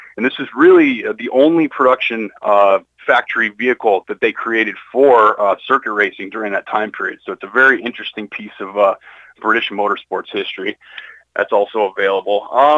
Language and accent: English; Denver, Colorado, United States; I grew up in the Denver, Colorado area.